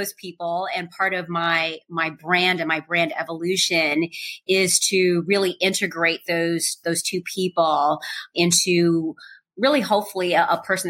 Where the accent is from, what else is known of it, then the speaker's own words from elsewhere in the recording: Chicago, Illinois, United States; growing up on the South Side of Chicago